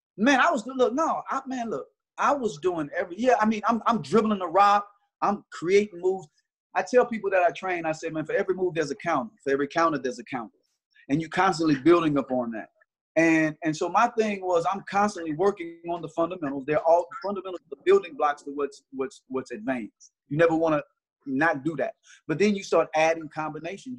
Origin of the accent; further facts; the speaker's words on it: Mississippi, United States; we from Mississippi